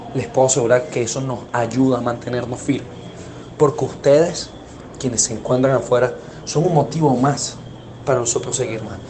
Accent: Venezuela; volvernos a encontrar como venezolanos

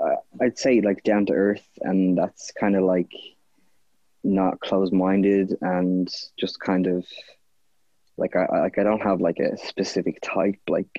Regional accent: Ireland; I'm Irish

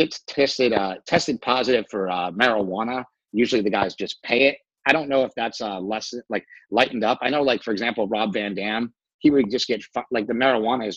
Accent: Poughkeepsie, New York, United States; moved away as an adult; I went to high school in upstate New York. I grew up in Poughkeepsie.

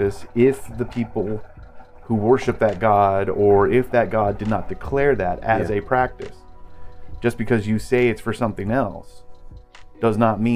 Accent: Oklahoma, United States; We're from Oklahoma.

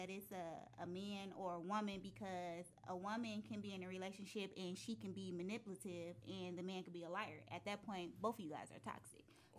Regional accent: Detroit, Michigan, United States; moved away as an adult; now in Atlanta, United States; I am from Detroit, Michigan. I've been here 6 years.

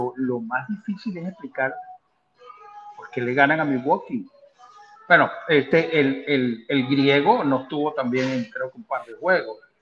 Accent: Venezuela; moved away as an adult; now in United States; fui atleta de alta competencia en mi país, como en, la esgrima, y actualmente a mi, a mi edad, pues soy un federado acá en los Estados Unidos

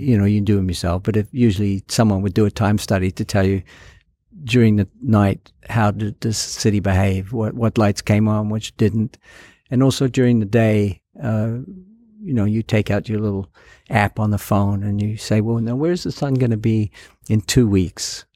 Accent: New Zealand; moved away; It was shot in my hometown

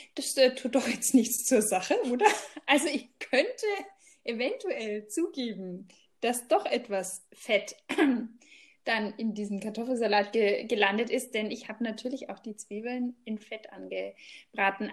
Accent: Germany; bei uns in Deutschland

